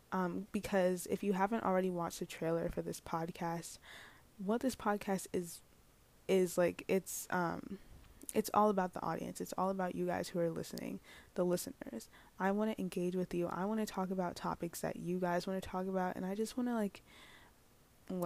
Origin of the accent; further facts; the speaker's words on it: New York City, New York, United States; I'm from New York City.